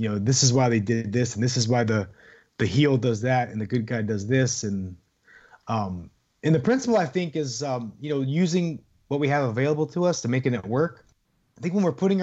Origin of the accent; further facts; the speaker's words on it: Youngstown, Ohio, United States; I'm from Youngstown, Ohio